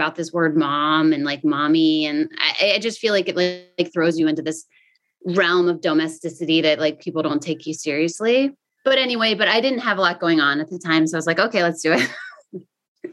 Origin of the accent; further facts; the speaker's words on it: rural Pennsylvania, United States; moved away; also born or lived in Wilmington, North Carolina; I grew up in like rural Pennsylvania.